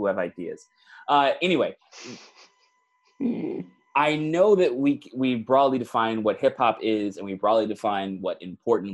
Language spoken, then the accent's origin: English; Michigan, United States; my home state